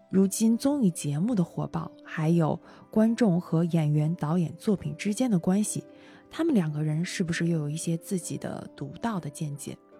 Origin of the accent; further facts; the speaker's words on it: Northeast China, China; 因为我是东北人